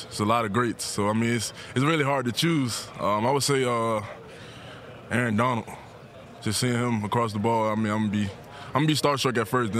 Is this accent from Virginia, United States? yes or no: yes; Richmond, Virginia, United States; I'm from Richmond